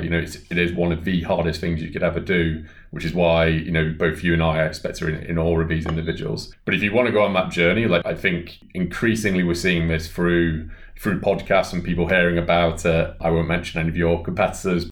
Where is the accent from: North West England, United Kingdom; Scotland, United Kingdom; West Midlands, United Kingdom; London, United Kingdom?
North West England, United Kingdom; Bolton; my hometown of Bolton